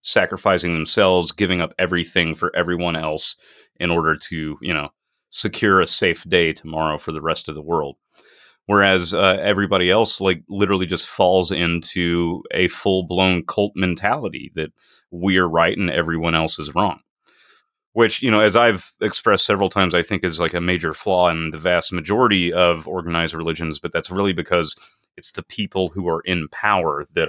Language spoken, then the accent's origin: English; Deep South, United States; Oh, I'm right there with you, buddy. I grew up in the Deep South, so I got them all.